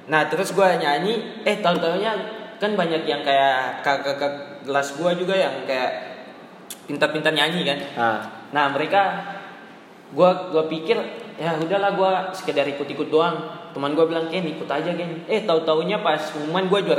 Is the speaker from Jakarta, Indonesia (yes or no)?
no; Jayapura, Papua, Indonesia; Gua kan dari Papua dari tepatnya di Jayapura.